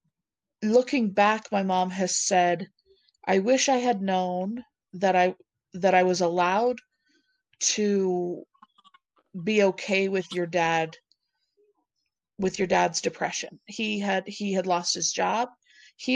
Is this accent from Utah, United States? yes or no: yes; Provo, Utah, United States; also born or lived in Centerville, Utah / Tremonton, Utah; I was born in Provo.